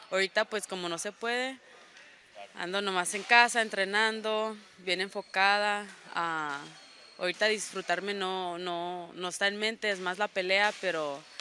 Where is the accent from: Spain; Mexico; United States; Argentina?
United States; aunque los dos somos ah, mexicanos, americanos y crecimos más o menos igual, la cultura sí es bien diferente aquí como yo crecí, como él creció allá en LA.